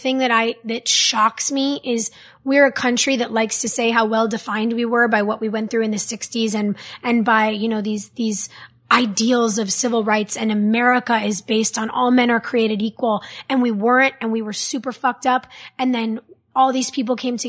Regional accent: West Hollywood, California, United States; I grew up in West Hollywood. I grew up with people of every race, whether you were black or Puerto Rican or Asian, whether you were straight or gay or bisexual.

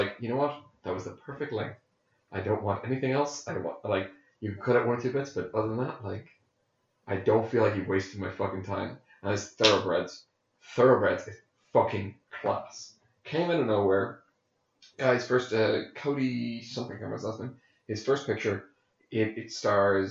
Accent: Ireland; I'm a spud.

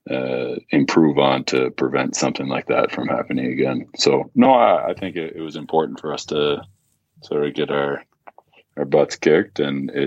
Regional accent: Napanee, Ontario, Canada; born there; I was born in Napanee

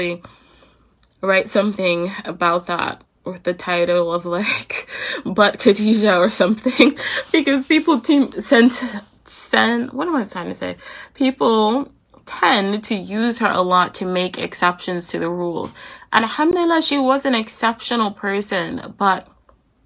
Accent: United States; as American Muslims

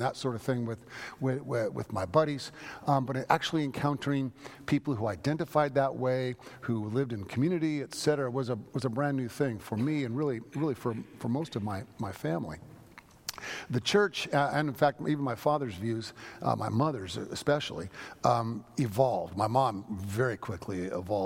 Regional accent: San Francisco, California, United States; moved away; I'm from San Francisco

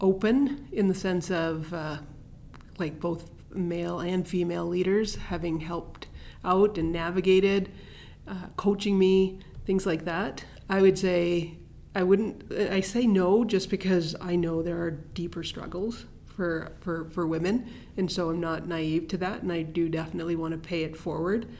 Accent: Edmonton, Alberta, Canada; now in Calgary, Canada; I grew up in Edmonton

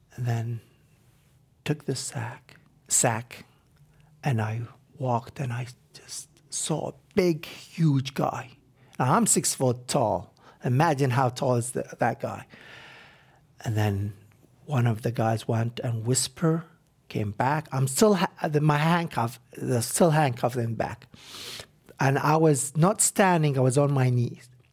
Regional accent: Iraq; moved away as an adult; now in United States

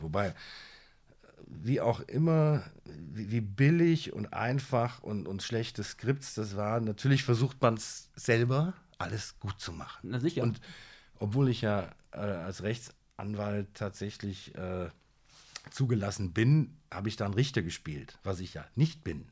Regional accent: Siegen, North Rhine-Westphalia, Germany; moved away; also born or lived in Amman, Jordan / Düsseldorf; aufgewachsen in Siegen

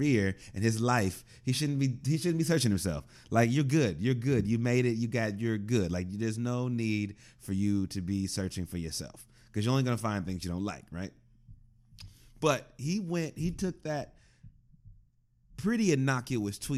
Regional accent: Midwest, United States; I'm from the Midwest

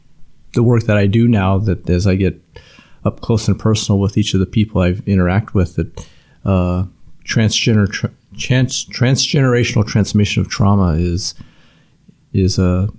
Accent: Youngstown, Ohio, United States; born there; I was born in Youngstown, Ohio.

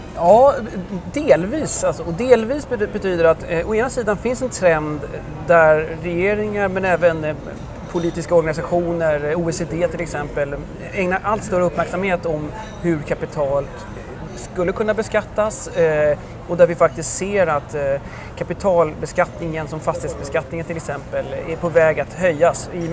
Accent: Sweden; moved away as an adult; now in France; som svensk efter två år i Frankrike

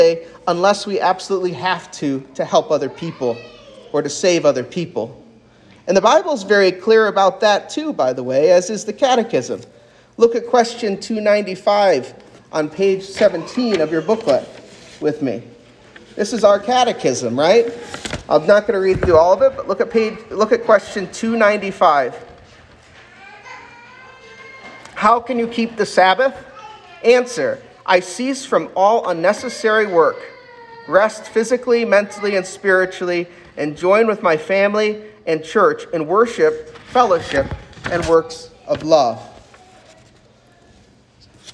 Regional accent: United States; As American Christians

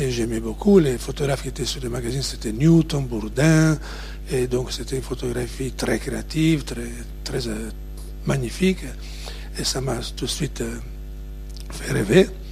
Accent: Ravenna, Emilia-Romagna, Italy; French is a second language; moved away; je suis né à Ravenne, en Italie, la ville des mosaïques.

